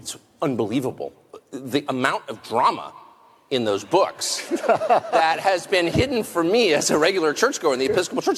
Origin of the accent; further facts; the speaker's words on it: United States; I'm American. And so I grew up with this feeling